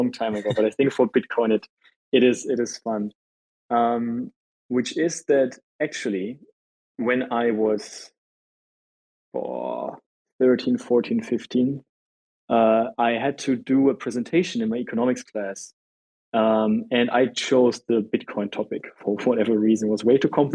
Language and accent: English; Germany; I'm from Germany